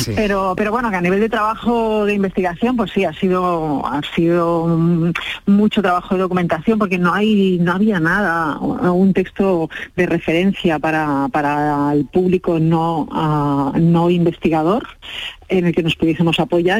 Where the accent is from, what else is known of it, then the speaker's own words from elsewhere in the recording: Catalonia, Spain; yo soy catalana